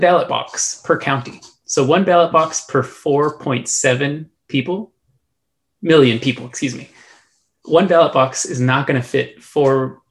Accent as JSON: {"language": "English", "region": "Texas", "country": "United States", "said": "my home state of Texas"}